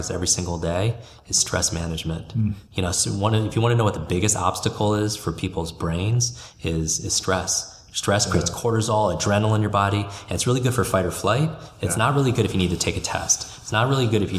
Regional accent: Westchester, New York, United States; I grew up in Westchester, New York

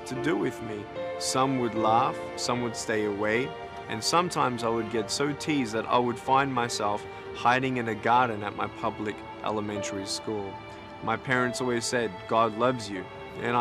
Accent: Melbourne, Victoria, Australia; I was born in Melbourne, Australia

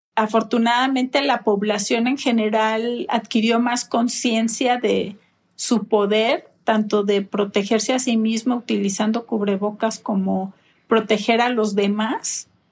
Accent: Mexico; en mi país

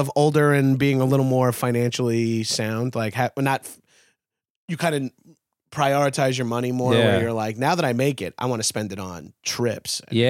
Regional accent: Long Island, New York, United States; born or raised there; moved away as an adult; also born or lived in Brooklyn; now in Los Angeles, United States

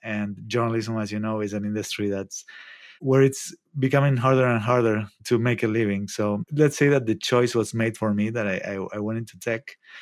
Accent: Argentina; moved away as an adult; also born or lived in New York / Mexico City; now in Santa Cruz, United States; I'm from Argentina.

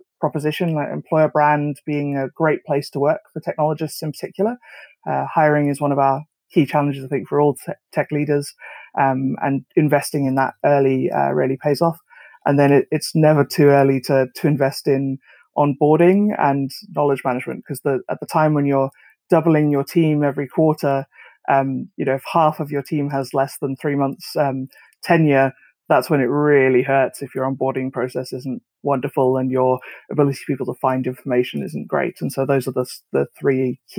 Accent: South Africa; moved away as an adult; now in United Kingdom; I'm South African originally. I'd born there, grew up there, and was a hardware hacker as a kid

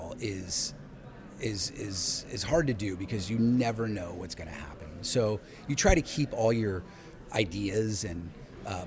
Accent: Los Altos, California, United States; I grew up in Los Altos, California

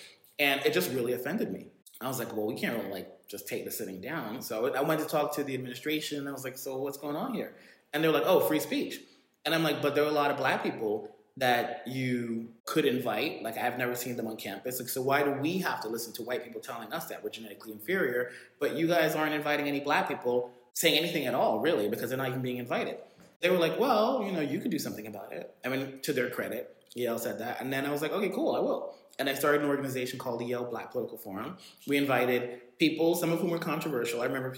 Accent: Jamaica; I think like there is something about being Jamaican. And the thing is, like, you know, when I would go back to Jamaica, my parents would send us back to Jamaica every summer.

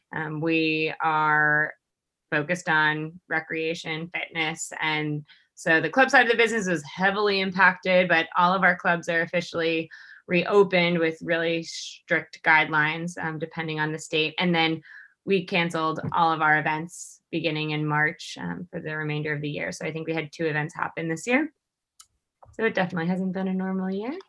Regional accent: New York, United States; moved away as an adult; I am originally from New York

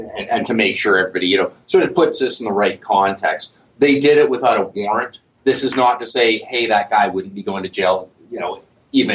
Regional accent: Canada; being Canadian

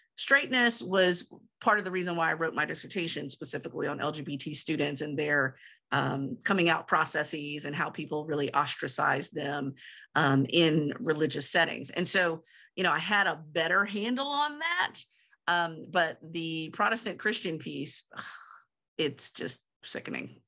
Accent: Southern Virginia, United States; moved away; in my hometown area, Southern Virginia

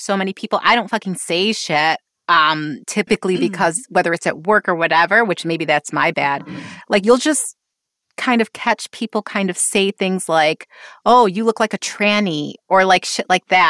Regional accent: Rochester, New York, United States; I grew up in Rochester, though. So it's like upstate New York, which is a medium-sized city with a very small town feel is how I often describe it to people.

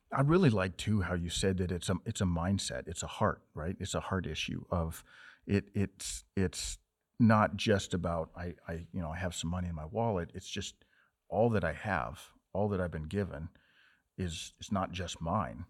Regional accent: Montana, United States; I was from Montana

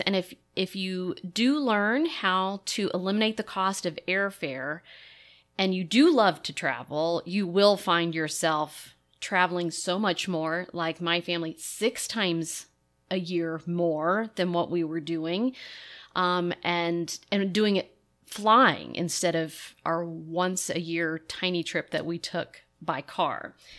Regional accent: Lexington, Kentucky, United States; moved away; I grew up in Lexington, Kentucky, and horse country

